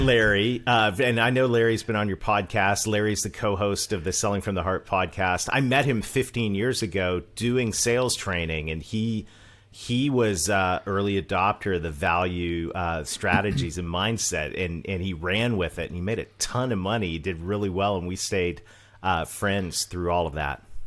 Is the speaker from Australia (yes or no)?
no; Canada; accent: Canadian; moved away as an adult; also born or lived in Mid-South, United States; I'm Canadian.